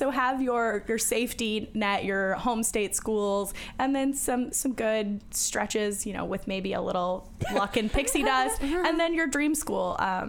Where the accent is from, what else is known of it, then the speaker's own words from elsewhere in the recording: California, United States; I'm from California